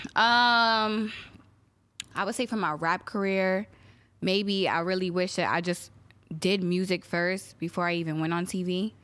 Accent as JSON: {"language": "English", "country": "Guyana", "said": "I'm Guyanese, so every, you know, I'm West Indian"}